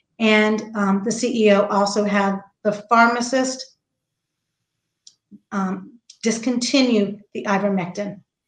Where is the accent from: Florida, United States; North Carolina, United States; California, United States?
Florida, United States; Central; I am from Central Florida. I worked at Parish Medical Center in Titusville, Florida for 31 years.